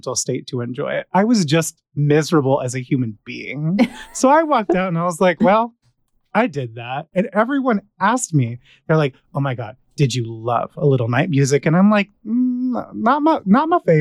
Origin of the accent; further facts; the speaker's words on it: California, United States; I'm from California